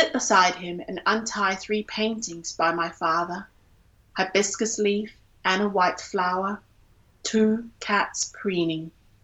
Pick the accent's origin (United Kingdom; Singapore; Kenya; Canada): Singapore; I grew up in Singapore, and I had to learn Chinese up to the point, I think until I was 16.